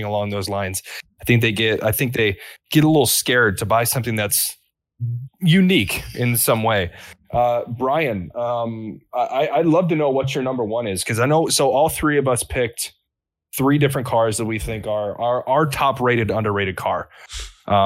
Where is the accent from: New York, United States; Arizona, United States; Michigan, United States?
Michigan, United States; Detroit; I'm from Detroit, from the Detroit area. So I grew up around muscle cars in the Motor City